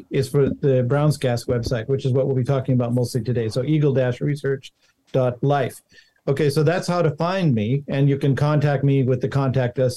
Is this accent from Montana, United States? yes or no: yes; Montana, United States; born there; because I was born in Montana, and uh, and and the ranches out there are really big.